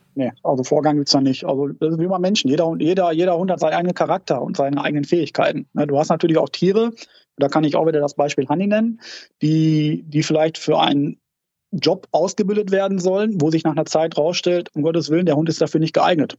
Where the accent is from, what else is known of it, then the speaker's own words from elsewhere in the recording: Dortmund, North Rhine-Westphalia, Germany; wir kommen zwar aus Dortmund